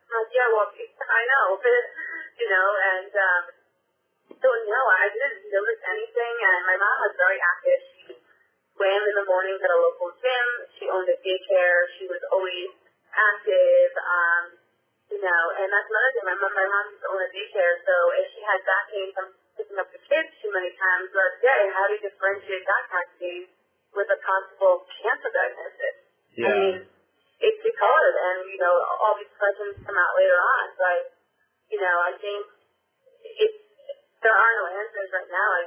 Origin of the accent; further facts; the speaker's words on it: Westchester, New York, United States; I came from Westchester